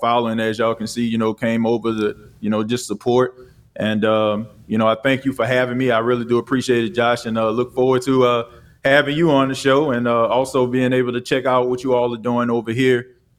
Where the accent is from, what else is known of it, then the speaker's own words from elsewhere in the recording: New Orleans, Louisiana, United States; I'm originally from New Orleans